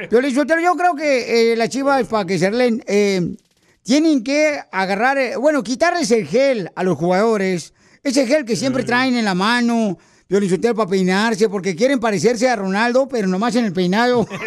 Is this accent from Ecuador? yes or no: yes; Ecuador; now in United States; De Ecuador